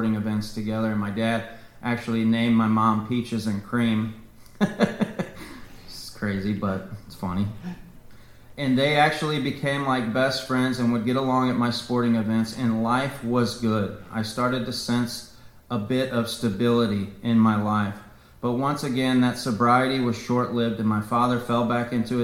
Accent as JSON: {"language": "English", "area": "Jefferson County", "region": "Missouri", "country": "United States", "tie": "born or raised there", "also_born_or_lived": "St. Louis, Missouri", "said": "I was born in St. Louis, Missouri. I grew up in Jefferson County, so I'm a Jeffco boy."}